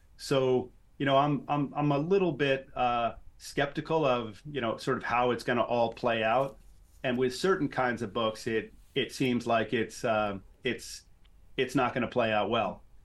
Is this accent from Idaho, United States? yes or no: no; New York City, New York, United States; I grew up in New York City.